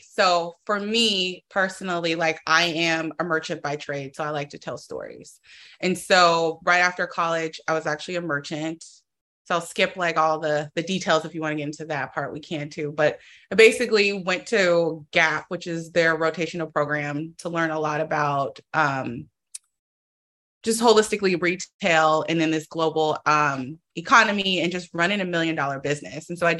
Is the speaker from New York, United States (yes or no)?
no; Oakland, California, United States; I'm from Oakland, so I'm from the Bay Area.